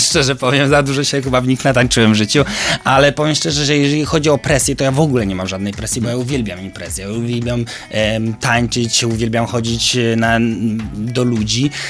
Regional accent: Koszalin, West Pomeranian Voivodeship, Poland; ja wywodzę się z małego miasta Koszalina

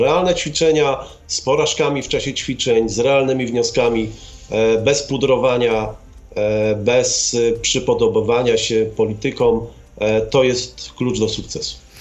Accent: Gdańsk, Pomeranian Voivodeship, Poland; urodziłem się w Gdańsku

